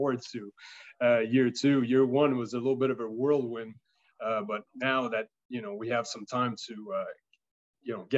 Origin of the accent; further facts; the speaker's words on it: Canada; moved away as an adult; now in United States; I'm French Canadian